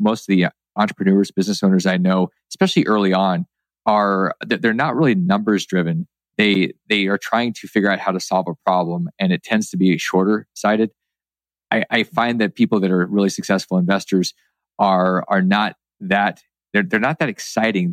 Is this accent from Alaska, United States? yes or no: yes; Alaska, United States; where I grew up in Alaska